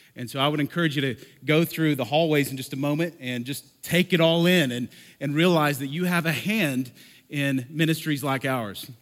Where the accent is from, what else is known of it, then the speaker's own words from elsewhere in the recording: Lubbock, Texas, United States; also born or lived in Oklahoma; now in Denver, United States; I was born in Lubbock, okay? I'm from here